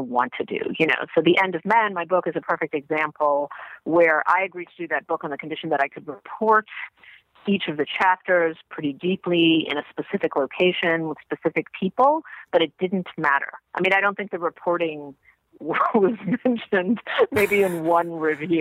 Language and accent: English; New York City, New York, United States; also born or lived in Israel; my parents live in Jamaica, Queens. That's where I grew up.